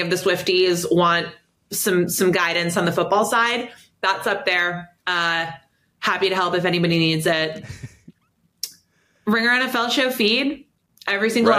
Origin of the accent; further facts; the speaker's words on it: New York, United States; I, as a New Yorker